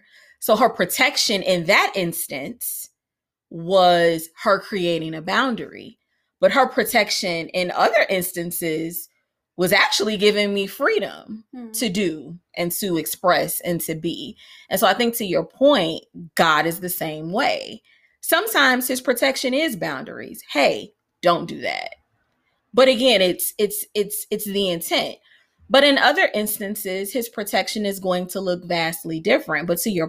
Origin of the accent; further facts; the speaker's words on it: Chicago, Illinois, United States; we lived on a city block because of course we did because I grew up in Chicago.